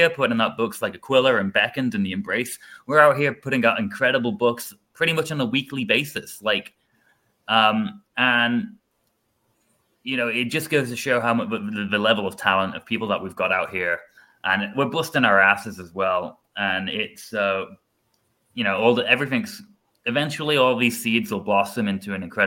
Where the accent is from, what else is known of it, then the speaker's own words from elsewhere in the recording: England, United Kingdom; moved away; I'm not American. I'm not yet, at least. I'm English.